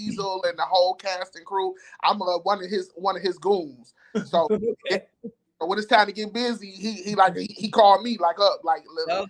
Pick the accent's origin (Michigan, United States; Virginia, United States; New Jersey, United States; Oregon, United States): Michigan, United States; Detroit; I'm from Detroit, Michigan.